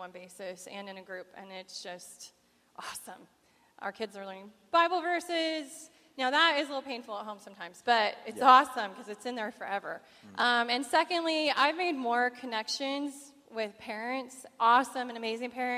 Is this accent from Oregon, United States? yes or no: yes; Albany, Oregon, United States; also born or lived in Salem; I grew up here. It's my hometown.